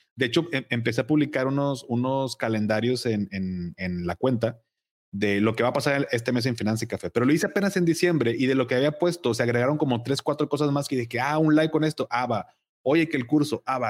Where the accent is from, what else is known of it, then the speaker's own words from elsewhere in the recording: Monterrey, Nuevo León, Mexico; also born or lived in Navojoa, Sonora; yo nací aquí en Monterrey, pero muy chiquito nos fuimos a Navojoa por el trabajo de mi papá